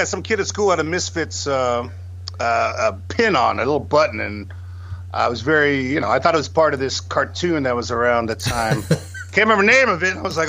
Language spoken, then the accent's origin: English; San Luis Obispo, California, United States; moved away; also born or lived in Santa Barbara / San Francisco; I was born in Santa Barbara and grew up in the Central Coast, kind of by San Luis Obispo area.